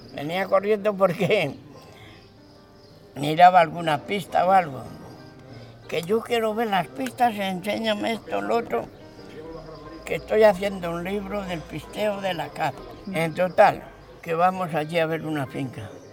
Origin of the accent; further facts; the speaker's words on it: Hontanillas, Castilla-La Mancha, Spain; also born or lived in Madrid; Nos marchamos porque allá no quedaba nadie. Porque ya te pone que mi padre fue el último.